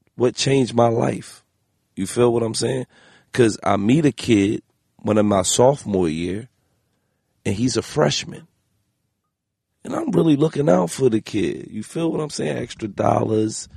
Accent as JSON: {"language": "English", "town": "Philadelphia", "region": "Pennsylvania", "country": "United States", "said": "I'm from Philly"}